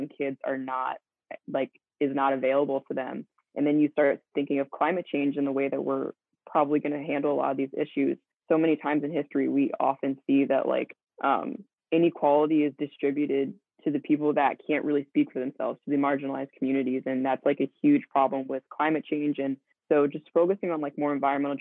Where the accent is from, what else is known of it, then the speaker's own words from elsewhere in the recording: Central Maryland, United States; I grew up in Central Maryland